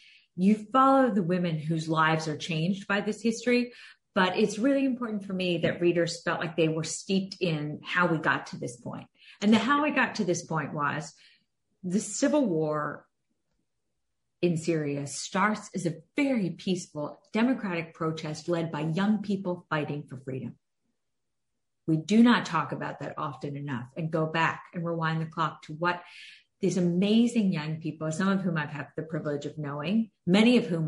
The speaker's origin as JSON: {"language": "English", "country": "United States", "tie": "born or raised there", "said": "as an American kid growing up with an immigrant parent"}